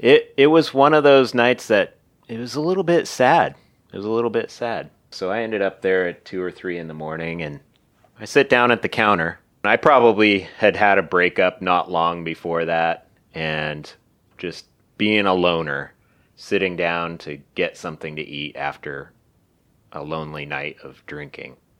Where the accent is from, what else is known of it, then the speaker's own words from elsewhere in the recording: Seattle, Washington, United States; West Seattle